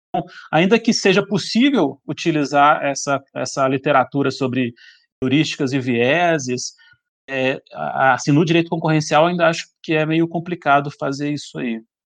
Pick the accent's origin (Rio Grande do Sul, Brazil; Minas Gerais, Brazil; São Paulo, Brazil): Minas Gerais, Brazil; Belo Horizonte; now in Brasília, Brazil; eu sou de Belo Horizonte